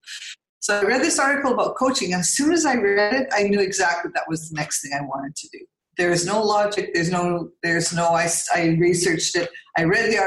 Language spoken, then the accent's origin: English; Canada; moved away as an adult; now in Muscat, Oman; I currently live in Muscat, Oman. I'm originally from Canada